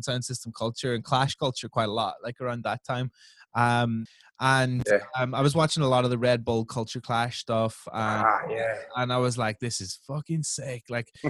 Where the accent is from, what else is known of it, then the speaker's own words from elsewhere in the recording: Northern Ireland, United Kingdom; moved away; I grew up in Northern Ireland.